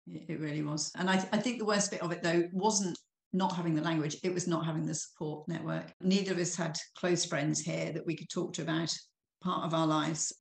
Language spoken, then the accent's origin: English; Norfolk, East of England, United Kingdom; moved away as an adult; now in Burgundy, France; I was brought up in Norfolk in England. So I'm a country girl at heart.